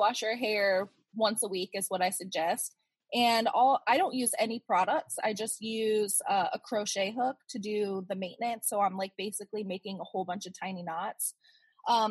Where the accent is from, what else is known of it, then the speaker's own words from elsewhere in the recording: St. Petersburg, Florida, United States; also born or lived in Orlando, Florida; I'm here in St. Petersburg, Florida, and I pretty much grew up here